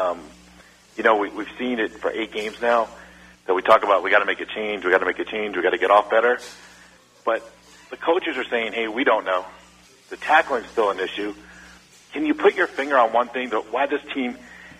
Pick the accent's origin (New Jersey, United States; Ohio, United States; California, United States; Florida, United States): Florida, United States; Tampa; now in Las Vegas, United States; I'm born and raised in Tampa